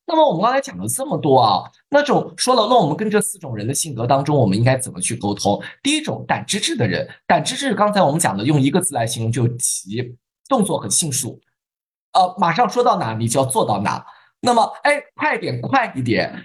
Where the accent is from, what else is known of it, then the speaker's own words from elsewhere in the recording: China; 我们中国人